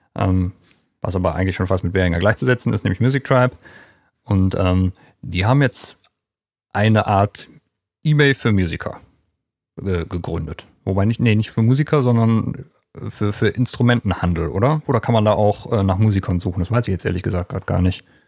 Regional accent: Erkelenz, North Rhine-Westphalia, Germany; in äh, meiner Heimatstadt in Erklens

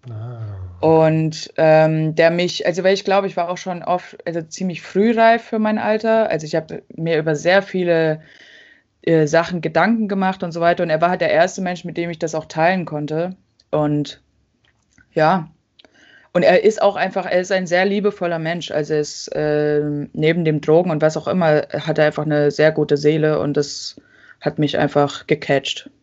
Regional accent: about an hour from Leipzig, a village in eastern Germany, Germany; sind in so einem Dorf aufgewachsen in Ostdeutschland, äh, bei Leipzig ungefähr, also so eine Stunde von Leipzig entfernt

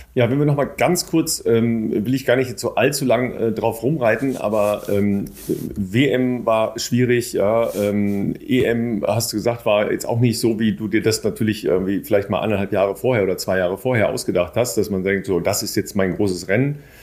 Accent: Northern Germany, Germany; für uns Nordlichter

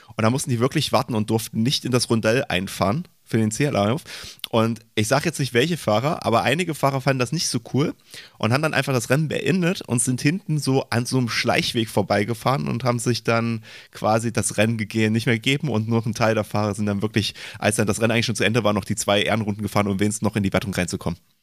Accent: Leipzig, Saxony, Germany; ich komme ja aus Leipzig

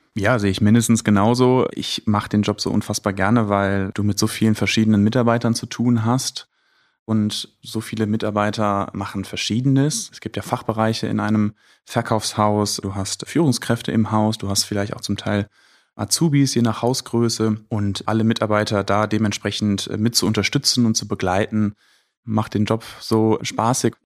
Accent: Düsseldorf, North Rhine-Westphalia, Germany; also born or lived in Bocholt; Ich bin Düsseldorfer durch und durch

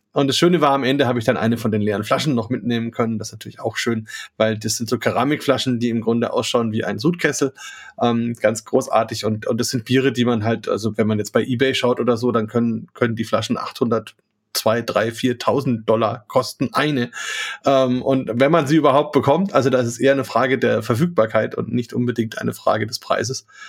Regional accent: Franconia, Bavaria, Germany; hier bei uns in Franken, in Bayern

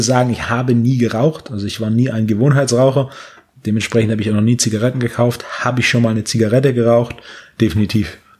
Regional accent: Herrenberg, Baden-Württemberg, Germany; wir hatten so ein Tabakgeschäft in Herrenberg, wo ich herkomme.

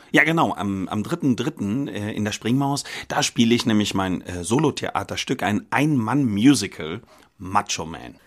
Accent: Bonn, North Rhine-Westphalia, Germany; moved away as an adult; also born or lived in Lübeck / Düsseldorf; now in Cologne, Germany; Ich bin in Bonn geboren, habe äh, studiert in ähm, Lübeck und in Düsseldorf.

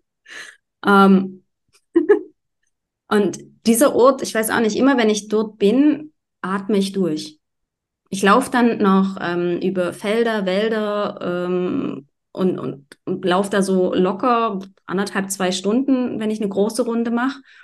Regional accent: Germany; Ich bin auch am Wasser aufgewachsen. Also ich bin keine, keine zwei Querstraßen weiter, war, äh, habe ich an der Elbe gewohnt quasi.

